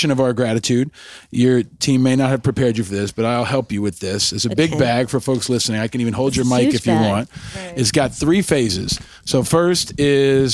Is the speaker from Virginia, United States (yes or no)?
no; New York, United States; I grew up in New York